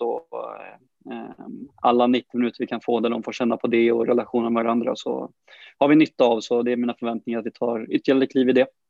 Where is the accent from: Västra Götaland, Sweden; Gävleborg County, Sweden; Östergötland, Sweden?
Västra Götaland, Sweden; Brålanda; moved away as an adult; now in Sandviken, Sweden; familjen hemma i, hemma i Brålanda